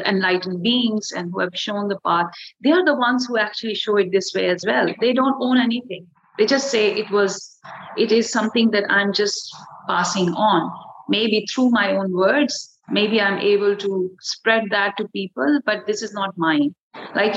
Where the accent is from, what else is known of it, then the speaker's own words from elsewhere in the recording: India; I'm already from India